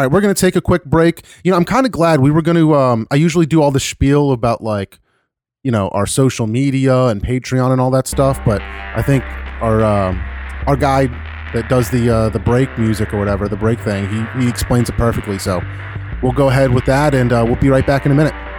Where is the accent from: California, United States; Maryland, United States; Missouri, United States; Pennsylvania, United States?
Pennsylvania, United States; Philadelphia; I was from Philly